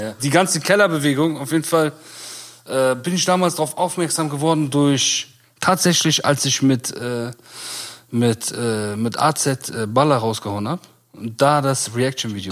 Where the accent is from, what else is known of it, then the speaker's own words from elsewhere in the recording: Bonn, North Rhine-Westphalia, Germany; wir sind aus Bonn